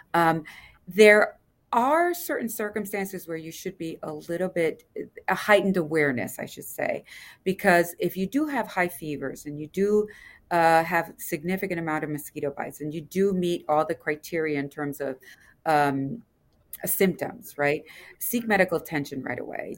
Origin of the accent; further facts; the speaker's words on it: Louisiana, United States; moved away; I come from Louisiana, L S U